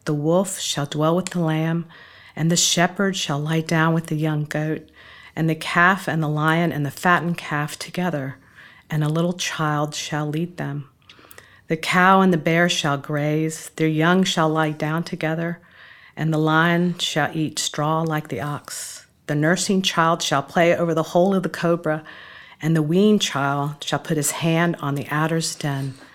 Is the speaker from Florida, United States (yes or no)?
yes; Tampa, Florida, United States; now in Nashville, United States; Tampa, Florida.